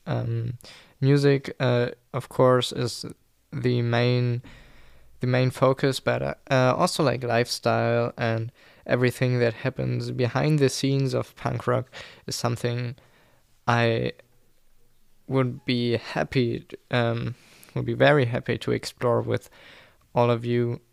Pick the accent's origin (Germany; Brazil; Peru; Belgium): Germany; English is a second language; English is not my mother tongue. I'm German, I live in Germany